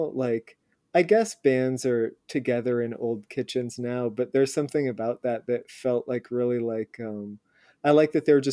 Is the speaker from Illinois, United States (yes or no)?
no; Indiana, United States; I grew up in Indiana